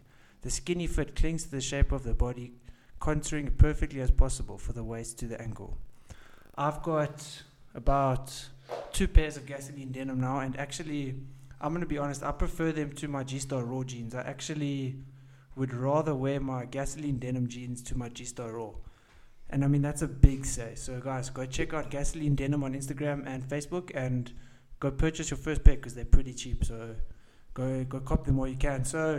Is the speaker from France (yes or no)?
no; England, United Kingdom; So I'm actually English, but my dad's Afrikaans, and I grew up watching 7-On probably much since I could read.